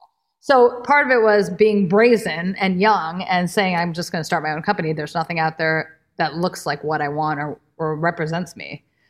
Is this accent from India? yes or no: yes; India; And I'm like, well, I'm Indian. My work pulls from classical Indian dance, but am I less Indian or relevant to you as the agent, the gatekeeper?